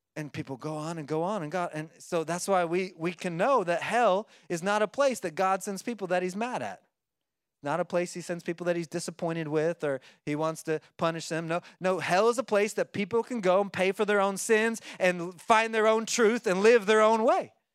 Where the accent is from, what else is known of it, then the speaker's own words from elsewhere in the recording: Oklahoma, United States; I like to eat corn on the cob 'cause I'm from Oklahoma and we do that sometimes